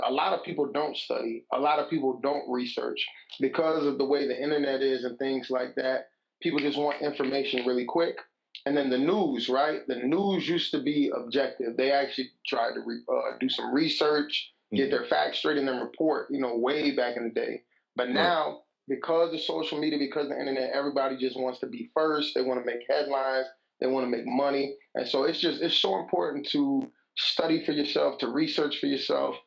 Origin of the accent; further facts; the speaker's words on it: Chicago, Illinois, United States; also born or lived in Virginia; I'm from Chicago, Illinois